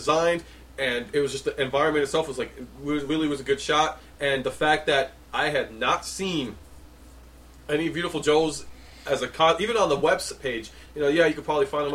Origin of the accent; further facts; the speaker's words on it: New York City, New York, United States; born and raised in New York City